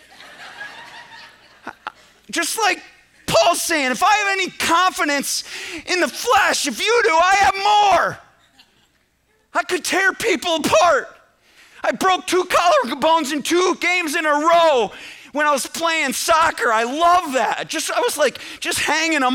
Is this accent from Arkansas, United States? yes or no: no; central New York, United States; I grew up in New York, central New York, but that's 6 hours from New York City